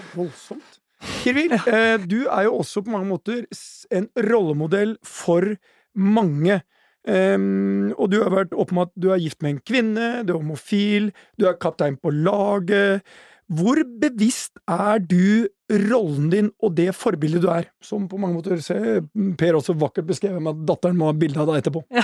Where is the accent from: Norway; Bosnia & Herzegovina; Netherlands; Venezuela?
Norway; Jeg er stolt som nordmann